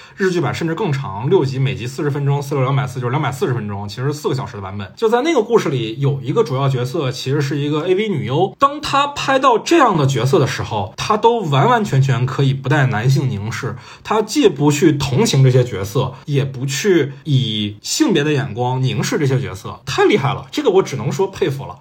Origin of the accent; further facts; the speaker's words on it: China; 我们中国人看里面那个婆媳关系